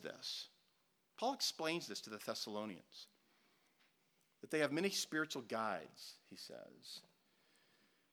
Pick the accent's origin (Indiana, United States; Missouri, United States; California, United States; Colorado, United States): Missouri, United States; Joplin; We were in Joplin, Missouri, my hometown